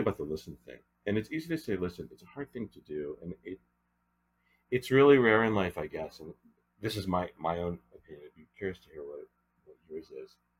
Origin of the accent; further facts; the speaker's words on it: Newton, Massachusetts, United States; moved away as an adult; also born or lived in Annapolis, Maryland / Europe; now in Los Angeles, United States; the Newton, Massachusetts, again my hometown creative arts program